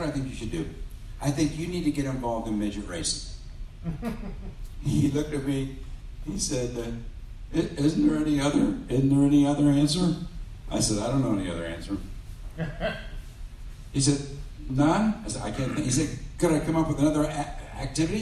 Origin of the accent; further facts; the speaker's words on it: Cincinnati, Ohio, United States; And I grew up in the Cincinnati area